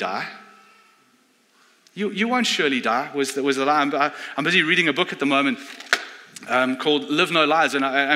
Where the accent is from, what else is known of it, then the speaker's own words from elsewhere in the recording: South Africa; moved away; I come from South Africa.